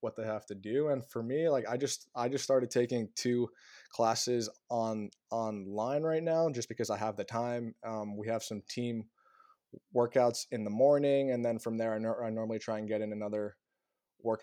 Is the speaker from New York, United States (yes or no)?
yes; Long Island, New York, United States; also born or lived in South Africa / New Jersey; I moved here when I was six